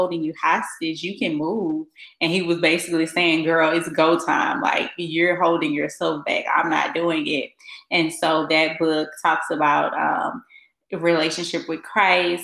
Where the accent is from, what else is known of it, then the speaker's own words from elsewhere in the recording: Baton Rouge, Louisiana, United States; moved away as an adult; now in Dallas, United States; I am originally from Baton Rouge, Louisiana, and I have been in Dallas for almost 2 years now